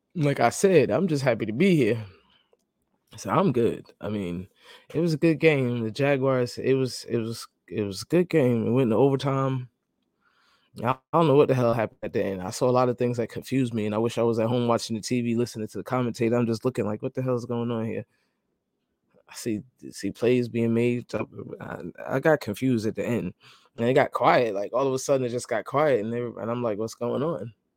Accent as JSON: {"language": "English", "region": "New York", "country": "United States", "moved": "yes", "lives_now": "Jacksonville, United States", "said": "I'm I'm I'm a New Yorker"}